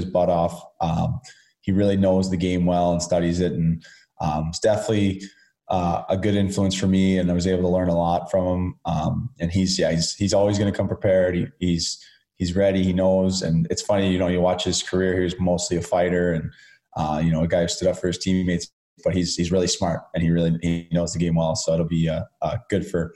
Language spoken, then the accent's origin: English; Chicago, Illinois, United States; moved away; guys I grew up watching in Chicago